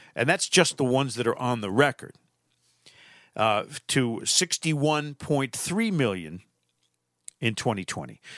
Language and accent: English; Manchester, Connecticut, United States; a white privilege we had in Manchester, Connecticut